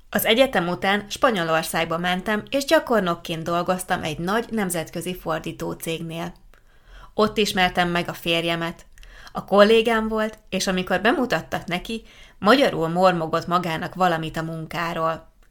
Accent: Southwest Slovakia, Slovakia; Hungarian is a second language; Egy délnyugat-szlovákiai kisfaluból származom, ahol sok magyar anyanyelvű ember él.

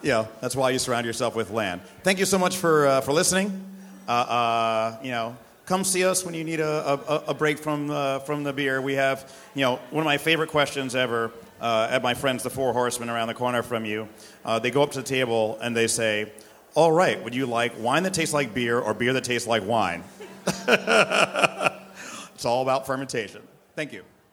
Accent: New York City, New York, United States; I'm born and bred in New York City. I'm a New York City person.

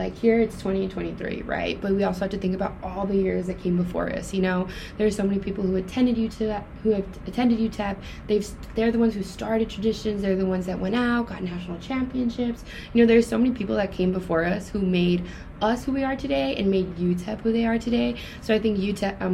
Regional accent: El Paso, Texas, United States; I was born and raised in El Paso

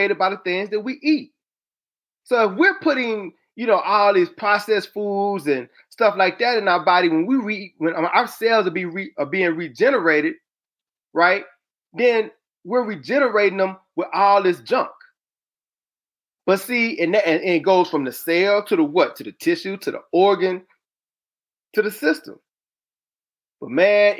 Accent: the South, United States; I'm from the South

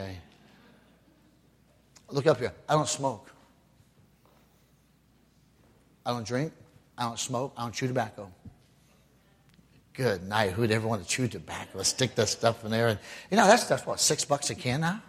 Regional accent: Ohio, United States; moved away; my home state of Ohio

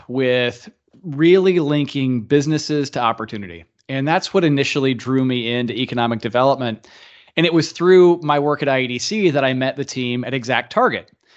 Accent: Tipton County, Indiana, United States; I grew up in Indiana. I love this state. Grew up in Tipton County, so a rural Indiana guy.

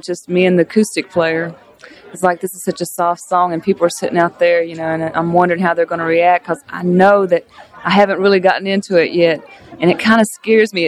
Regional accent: Pikeville, Kentucky, United States; moved away as an adult; also born or lived in Charlotte, North Carolina / Nashville, Tennessee; It was wonderful. We had a very close-knit family. My mama was very overprotective, but we lived in the hills of Kentucky, or Pikeville, Kentucky

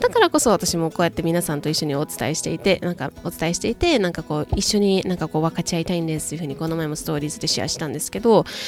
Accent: Japan; now in United States; アメリカで、えーと、日本人として、外国人として働く

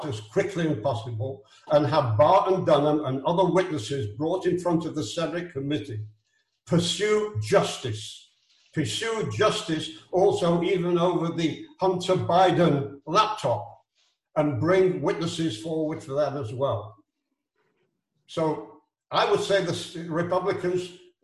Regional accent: Israel; I'm from Israel. I'm not an American

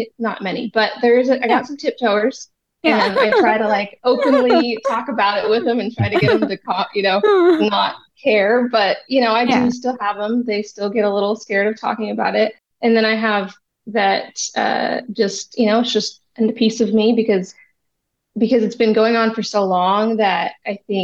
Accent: Grants Pass, Oregon, United States; was raised in Grants Pass, Oregon

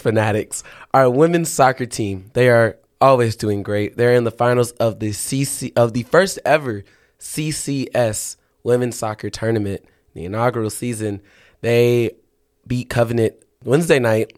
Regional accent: Texas, United States; moved away; I'm from Texas.

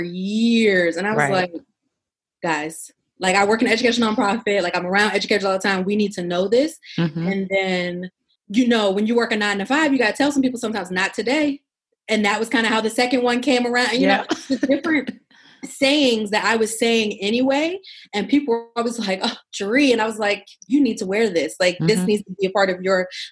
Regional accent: Pittsburgh, Pennsylvania, United States; moved away as an adult; also born or lived in Abu Dhabi / Houston; now in Washington, DC, United States; I was born and raised in Pittsburgh. I live in DC now.

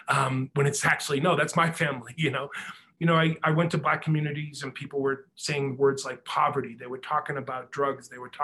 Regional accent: Boston, Massachusetts, United States; I grew up in that whole kind of situation, very stifling, suffocating. And when I end up being a writer, writing All Souls about growing up in South Boston

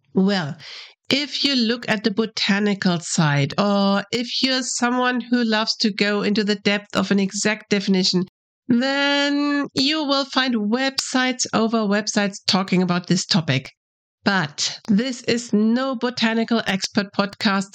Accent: Germany; English is a second language

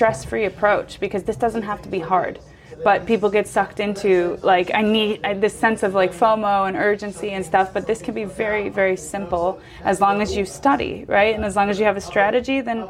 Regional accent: United States; moved away; I'm American

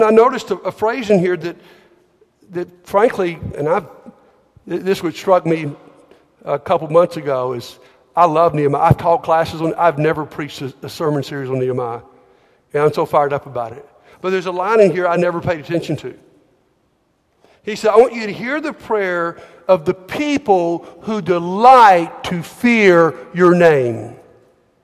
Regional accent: Montgomery, Alabama, United States; I grew up in Montgomery.

